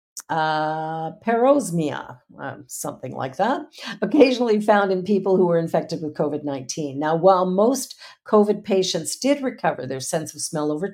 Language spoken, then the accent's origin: English; Canada; I'm from Canada